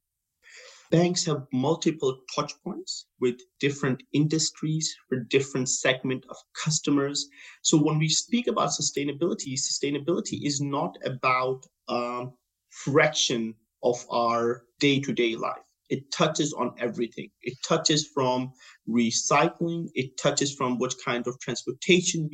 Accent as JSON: {"language": "English", "country": "Denmark", "moved": "as an adult", "lives_now": "Abu Dhabi, United Arab Emirates", "said": "my background is that I'm from Denmark and I work in a Nordic market for most"}